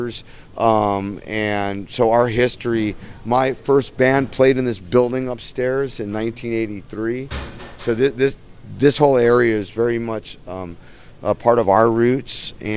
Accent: Pasadena, California, United States; We're actually Pasadena kids.

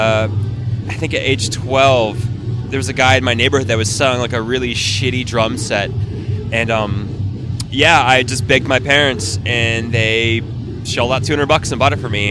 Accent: Fort Lauderdale, Florida, United States; moved away as an adult; now in California, United States; I'm originally from Fort Lauderdale, Florida

